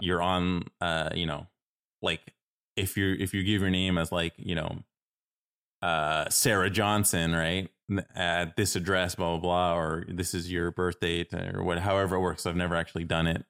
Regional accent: Toronto, Ontario, Canada; moved away; I'm originally from Toronto

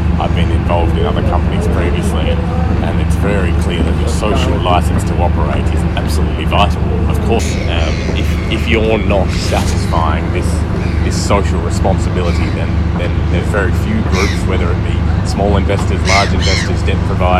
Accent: Australia; personally, I'm Australian.

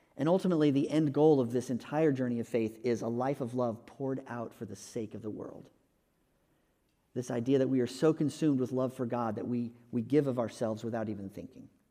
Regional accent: Texas, United States; moved away as an adult; also born or lived in California / North Carolina; we moved from California back to Texas where we were from

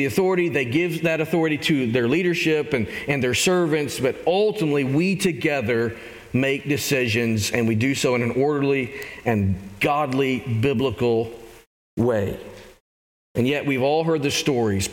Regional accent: Arkansas, United States; I grew up in Arkansas.

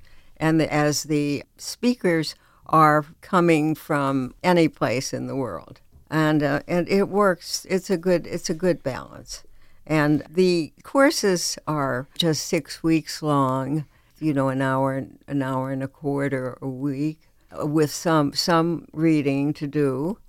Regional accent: United States; because I'm an American, because our citizenship expects a lot of us.

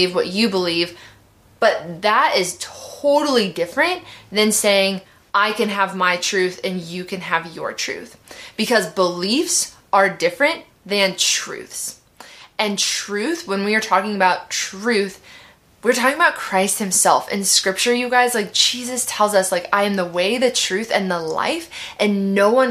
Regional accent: Midwest, United States; I grew up in the Midwest

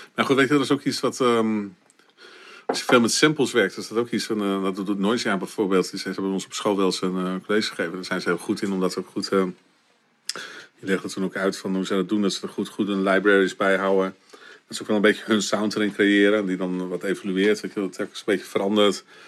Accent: Winschoten, Groningen, Netherlands; ik ben geboren in Winschoten

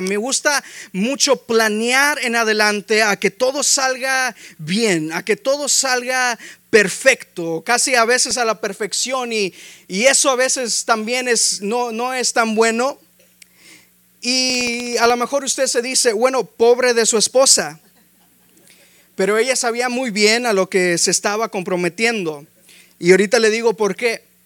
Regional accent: Mexico; Somos hispanos, somos mexicanos

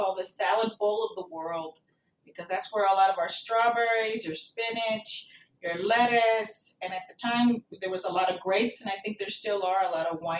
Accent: King City, California, United States; also born or lived in Pine Canyon, California; now in Texas, United States; I grew up in a little small town in the Salinas Valley in California. The town is called King City, California.

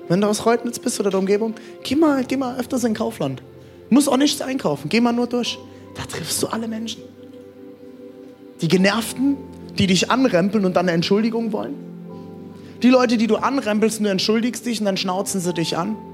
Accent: Frankfurt, Hesse, Germany; Ich komme aus Frankfurt. Ich habe in Frankfurt gewohnt. Frankfurt hat U-Bahn.

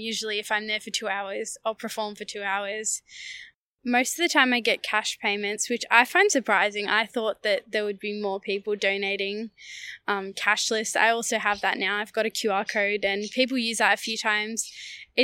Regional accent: Yarra Valley, Victoria, Australia; I'm from the Yarra Valley, and I'm a singer-songwriter.

